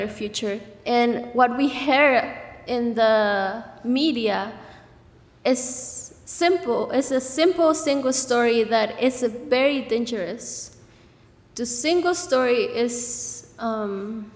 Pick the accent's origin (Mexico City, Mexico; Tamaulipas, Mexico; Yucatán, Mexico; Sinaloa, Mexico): Mexico City, Mexico; now in Goshen, United States; I'm from Mexico City